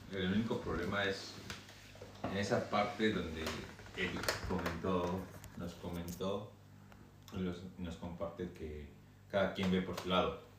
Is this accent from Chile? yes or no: no; Michoacán, Mexico; moved away; ciudad natal, Michoacán.